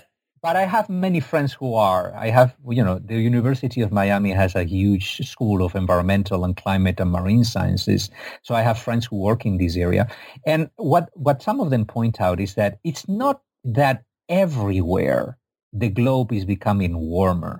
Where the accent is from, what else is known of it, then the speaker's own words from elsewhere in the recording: Spain; I'm from Spain, not from Egypt.